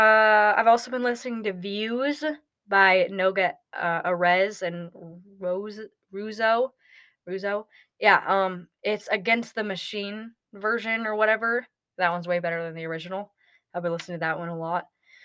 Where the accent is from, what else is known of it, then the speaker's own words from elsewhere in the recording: United States; I found out that I am more English than I am American. I mean, granted, I was born in America